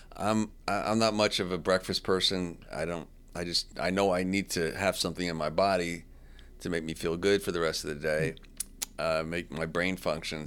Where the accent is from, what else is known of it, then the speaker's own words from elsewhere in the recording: New Jersey, United States; I'm from Jersey, the East Coast